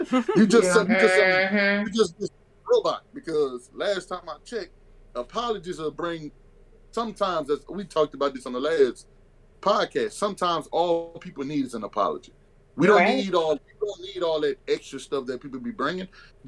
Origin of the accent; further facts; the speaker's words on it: Louisiana, United States; I'm from Louisiana